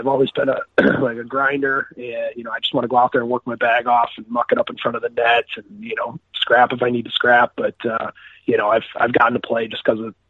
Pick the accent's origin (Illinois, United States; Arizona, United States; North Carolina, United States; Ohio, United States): Illinois, United States; Chicago; Well, I'm from Chicago, Illinois. I grew up here playing, you know, travel hockey, double A hockey here